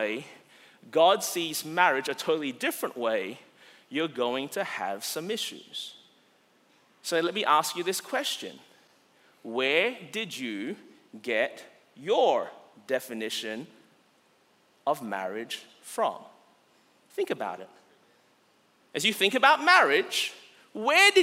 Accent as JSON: {"language": "English", "country": "Australia", "moved": "yes", "lives_now": "United States", "said": "As an Australian living in America"}